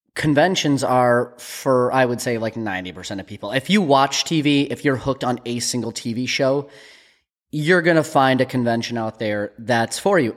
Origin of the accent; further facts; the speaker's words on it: United States; We're from Minnesota, North Dakota